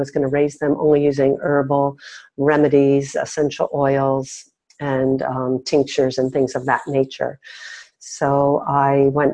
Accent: Miami Beach, Florida, United States; I grew up on Miami Beach

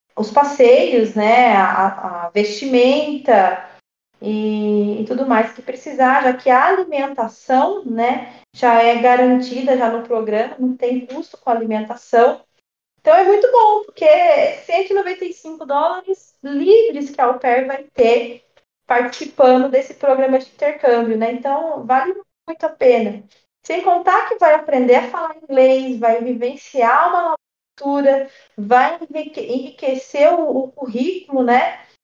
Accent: Taubaté, São Paulo, Brazil; also born or lived in United States; eu sou da cidade de Taubaté

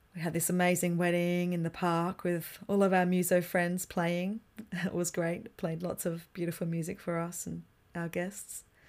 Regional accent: Mount Gambier, South Australia, Australia; in the beautiful town of Mount Gambier in South Australia

